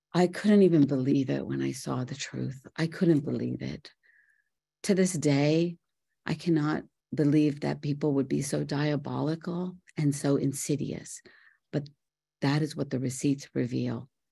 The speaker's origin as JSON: {"language": "English", "town": "Mumbai", "region": "Maharashtra", "country": "India", "tie": "born or raised there", "also_born_or_lived": "Morgantown, West Virginia", "moved": "yes", "said": "I was born in Bombay, India, to beautiful parents"}